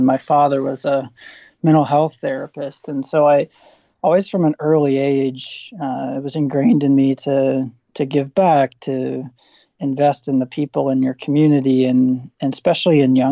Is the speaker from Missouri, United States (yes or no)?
no; Southern Indiana, United States; moved away as an adult; also born or lived in St. Louis / Duke University, North Carolina; now in Indiana, United States; I grew up in Southern Indiana. I'm a Hoosier by heart.